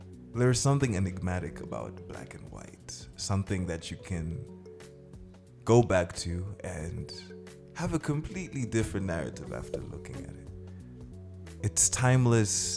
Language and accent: English; Malawi; also born or lived in Zimbabwe; I grew up in Malawi mostly